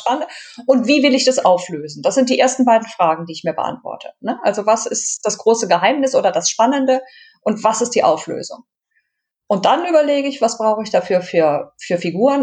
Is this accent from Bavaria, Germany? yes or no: no; Düsseldorf, North Rhine-Westphalia, Germany; ich bin in der großen Stadt geboren